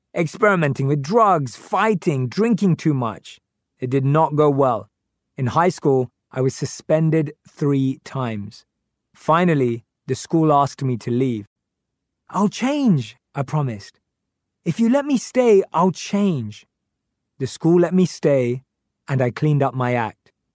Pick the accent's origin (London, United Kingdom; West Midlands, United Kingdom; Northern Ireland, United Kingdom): London, United Kingdom; I grew up in North London with my parents and my youngest sister